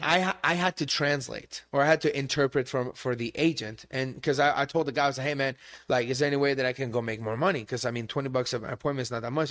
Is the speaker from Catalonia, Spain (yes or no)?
yes; Barcelona, Catalonia, Spain; English is a second language; also born or lived in Tempe, United States; now in United States; I grew up in Spain, my mom is Iranian